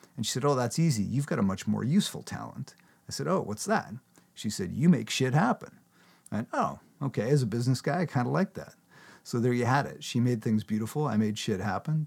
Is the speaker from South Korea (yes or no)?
no; Canada; I'm a Canadian, I talk in kilometers